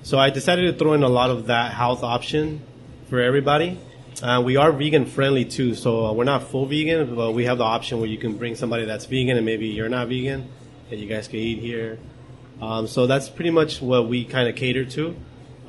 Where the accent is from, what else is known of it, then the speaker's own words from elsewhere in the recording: Whittier, California, United States; I'm born and raised in Whittier. I'm from Whittier. I've been here all my life